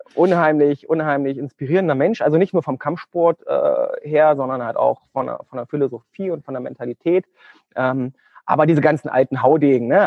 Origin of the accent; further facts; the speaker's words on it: Thuringia, Germany; moved away as an adult; also born or lived in Göttingen; ich komme ursprünglich aus Thüringen. Aus Thüringen. Mhm. Also ich bin äh, ein Ostkind